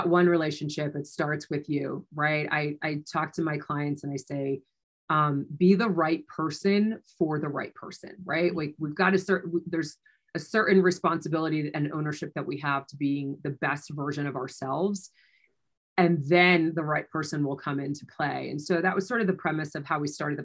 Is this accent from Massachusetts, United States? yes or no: no; New Jersey, United States; moved away as an adult; also born or lived in New York City; now in Denver, United States; I was born and raised in New Jersey and then had moved into New York City.